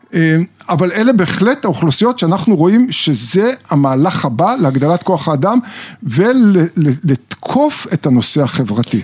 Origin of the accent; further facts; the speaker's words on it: Israel; אני גדלתי בקיבוץ